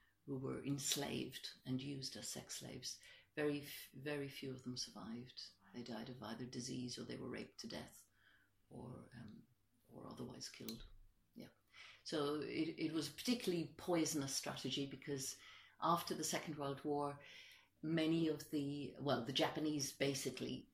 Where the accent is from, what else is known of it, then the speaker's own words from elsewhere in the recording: Ireland; also born or lived in Streatham, London; now in London, United Kingdom; I'm an immigrant myself. I'm Irish. I've lived here for a long time, but nonetheless, I am an immigrant